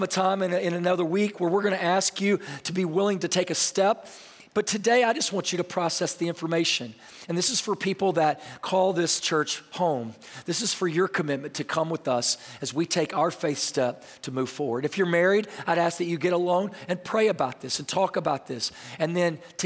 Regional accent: Texas, United States; moved away; I'm from Texas

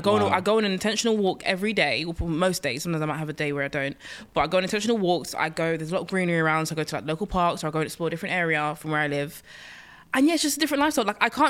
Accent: London, United Kingdom; moved away as an adult; now in Suffolk, United Kingdom; Short, I have lived in London all my life, born and raised in Newham. Newham's all I've known.

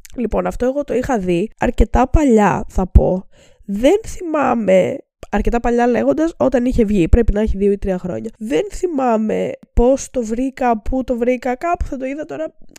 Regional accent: Greece; σαν Έλληνες

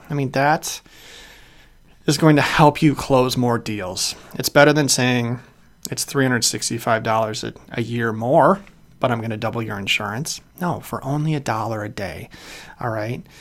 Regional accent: Chicago, Illinois, United States; moved away as an adult; also born or lived in Kalamazoo, Michigan; I'm from Chicago originally

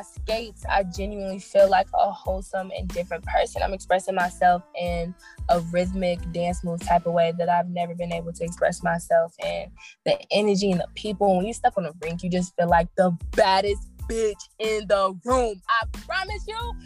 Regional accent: Stone Mountain, Georgia, United States; I'm from Stone Mountain, so yep, straight off exit 5

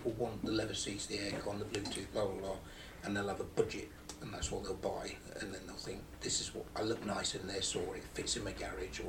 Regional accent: United Kingdom; we're still British

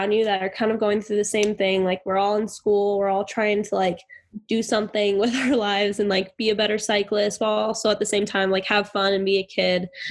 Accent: Park City, Utah, United States; I grew up in Park City

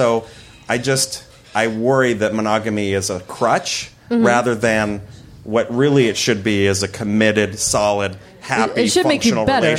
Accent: Iowa, United States; moved away; I grew up in the Midwest

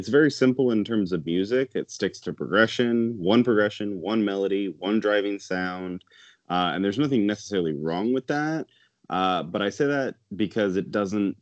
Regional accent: Michigan, United States; I am from Michigan

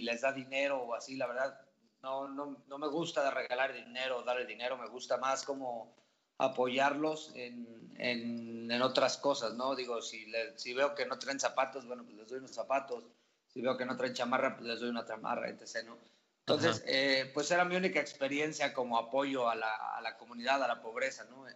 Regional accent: Santiago de Querétaro, Querétaro, Mexico; also born or lived in Oaxaca; yo soy de Querétaro.

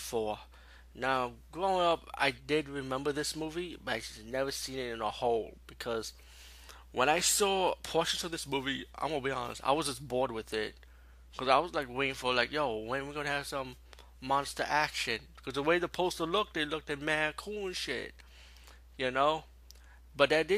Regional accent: New York City, New York, United States; being a New Yorker

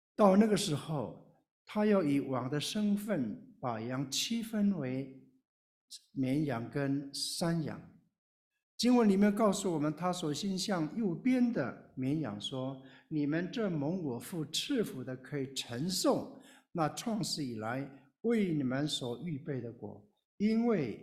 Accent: Taiwan; moved away as an adult; also born or lived in Taipei; now in Baltimore, United States; 我是从台湾来的少数民族，我是布农族

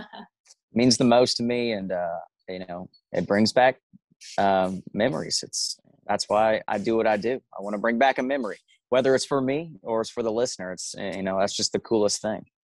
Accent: Omaha, Nebraska, United States; moved away; There's a little suburb called Millard, and um, born and raised there

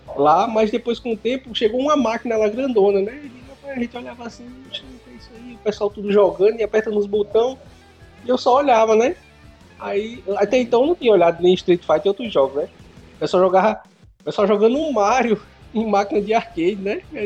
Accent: Pernambuco, Brazil; moved away as an adult; now in Caxias, Brazil; E eu sou de Pernambuco, sou descendente de Pernambuco. Só que eu morei, morei lá, cresci e tudo.

